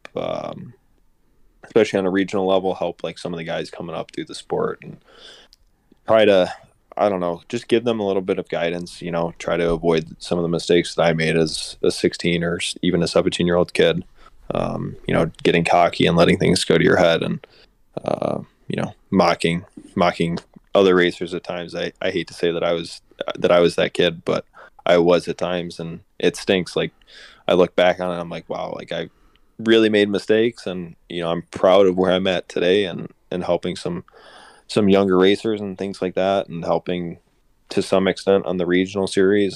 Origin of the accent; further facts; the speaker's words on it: Lake Geneva, Wisconsin, United States; my hometown race this year at Lake Geneva